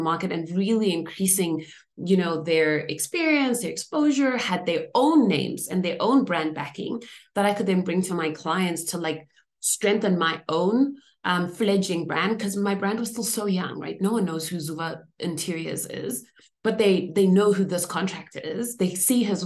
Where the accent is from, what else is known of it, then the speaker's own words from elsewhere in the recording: Zimbabwe; moved away; I grew up in Zimbabwe, where we, you know, had just achieved independence just around the time that I was born